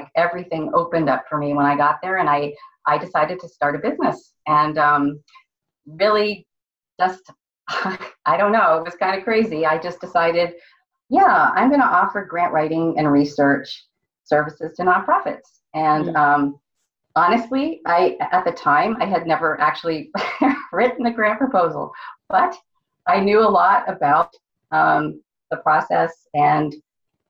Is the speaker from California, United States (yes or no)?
yes; San Francisco, California, United States; moved away as an adult; also born or lived in Austin, Texas; I was born in San Francisco, California